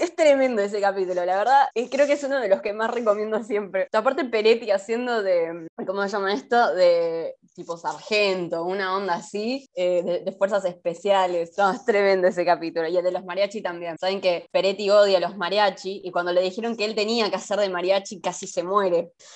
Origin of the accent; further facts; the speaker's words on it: Argentina; acá los argentinos vamos, o sea, literalmente acá en Argentina